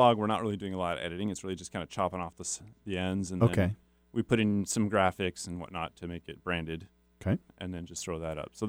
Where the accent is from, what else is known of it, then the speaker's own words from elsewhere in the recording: Spokane Valley, Washington, United States; I grew up in Spokane Valley.